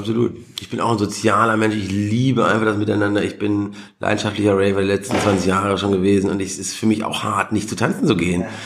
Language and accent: German; Germany; born or raised there; moved away